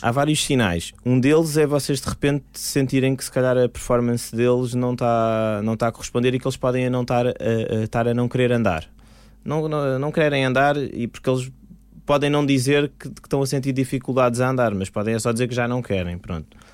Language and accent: Portuguese; Lisbon, Portugal; Eu sou de Lisboa